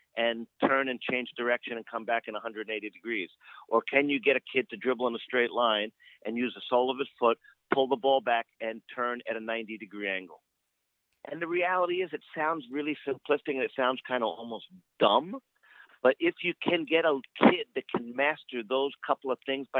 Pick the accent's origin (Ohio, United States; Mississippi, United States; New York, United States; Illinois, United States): New York, United States; moved away as an adult; when I grew up in New York